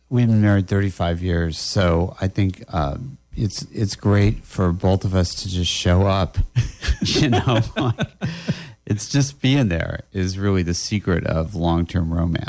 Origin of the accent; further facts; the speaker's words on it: Los Angeles, California, United States; I'm from Los Angeles, California